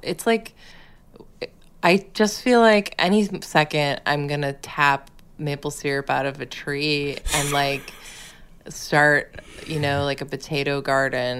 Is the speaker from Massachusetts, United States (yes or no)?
yes; Massachusetts, United States; moved away; my home state